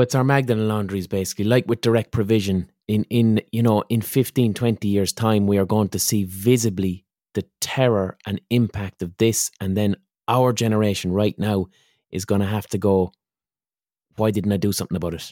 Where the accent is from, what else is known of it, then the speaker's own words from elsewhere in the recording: Ireland; as an Irish person